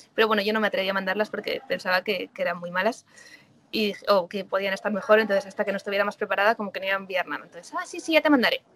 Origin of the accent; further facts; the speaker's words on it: San Sebastián, Basque Country, Spain; moved away as an adult; also born or lived in Madrid / Sydney / New Zealand; now in Galicia, Spain; volví a San Sebastián, que yo soy de San Sebastián